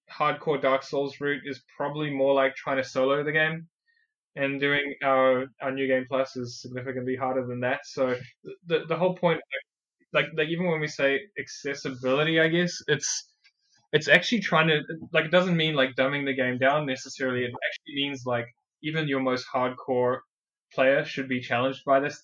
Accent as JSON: {"language": "English", "country": "South Africa", "accent": "South African", "moved": "yes", "lives_now": "New Zealand", "said": "I'm actually originally from South Africa myself"}